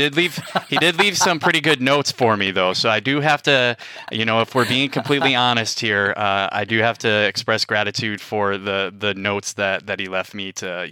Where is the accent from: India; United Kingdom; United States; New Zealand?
United States; Wausau, Wisconsin; Wisconsinite, born and raised in northern Wisconsin and in Wausau, most known for its insurance companies. But I grew up in the Midwest